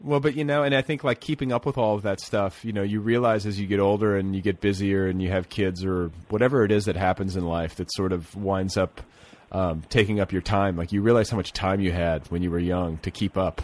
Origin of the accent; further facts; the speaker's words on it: Indiana, United States; I grew up in Indiana